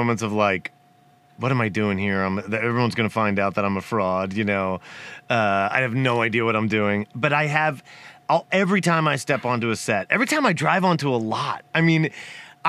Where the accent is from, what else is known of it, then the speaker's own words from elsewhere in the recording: Abington, Pennsylvania, United States; now in California, United States; growing up in Philly